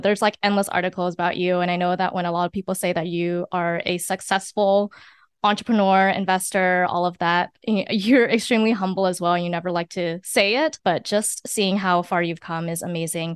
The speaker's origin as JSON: {"language": "English", "town": "San Francisco", "region": "California", "country": "United States", "tie": "born or raised there", "said": "I was born and raised in San Francisco"}